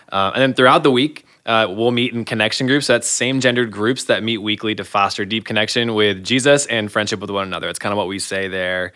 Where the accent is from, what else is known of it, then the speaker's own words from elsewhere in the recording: Michigan, United States; moved away as an adult; now in Iowa, United States; born and raised in Michigan